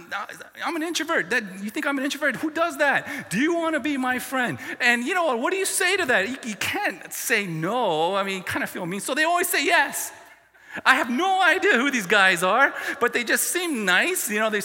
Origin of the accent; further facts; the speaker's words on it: the South, United States; I grew up in the South or in the middle of the States. And we never stayed in one place for more than 5 years, mostly 2 or 3 years.